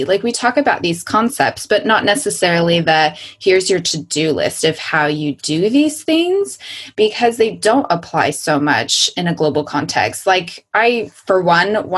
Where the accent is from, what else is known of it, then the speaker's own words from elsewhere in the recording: United States; moved away; I'm still an American who's living outside of the US